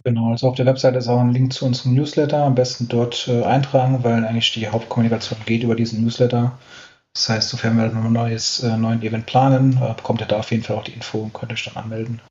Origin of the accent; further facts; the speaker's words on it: Saarland, Germany; ich bin gebürtiger Saarländer